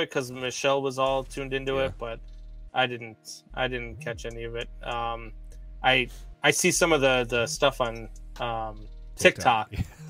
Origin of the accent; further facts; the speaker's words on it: Chicago, Illinois, United States; moved away as an adult; also born or lived in New England; I grew up in Chicago